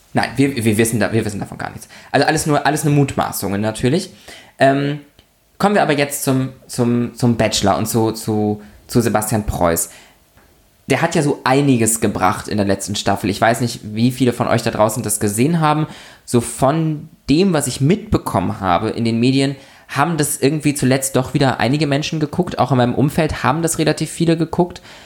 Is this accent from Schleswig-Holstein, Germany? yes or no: yes; Lübeck, Schleswig-Holstein, Germany; born or raised there; moved away